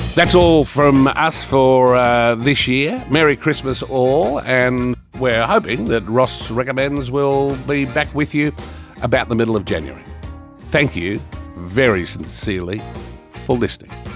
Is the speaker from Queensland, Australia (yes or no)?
yes; Brisbane, Queensland, Australia; moved away; also born or lived in Victoria; I grew up in Brisbane in Queensland